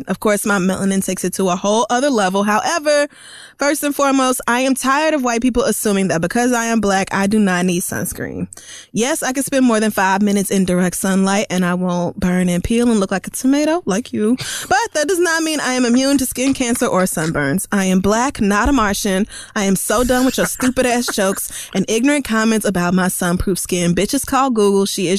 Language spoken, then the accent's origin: English; Oklahoma, United States; growing up in Oklahoma, the sun is just right there on the plains